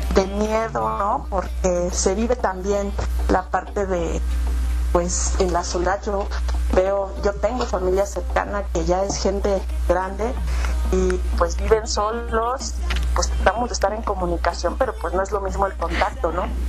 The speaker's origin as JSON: {"language": "Spanish", "country": "Mexico", "said": "como buen mexicano"}